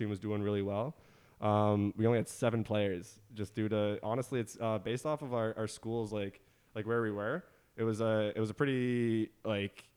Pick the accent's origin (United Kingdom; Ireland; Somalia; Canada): Canada; Burlington, Ontario; also born or lived in Toronto; I was born in Burlington, Ontario.